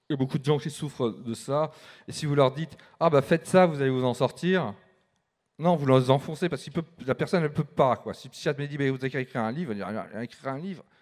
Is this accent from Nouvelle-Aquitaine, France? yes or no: no; Paris, Île-de-France, France; born there; Alors moi, je suis né à Paris. À 6 ans, j'avais déjà déménagé 6 fois.